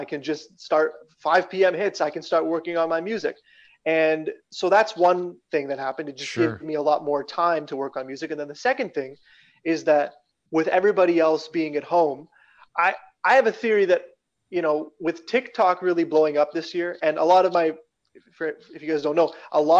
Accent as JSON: {"language": "English", "town": "Regina", "region": "Saskatchewan", "country": "Canada", "tie": "born or raised there", "also_born_or_lived": "London, Ontario / Toronto", "moved": "as an adult", "said": "Born and raised in Regina, Saskatchewan"}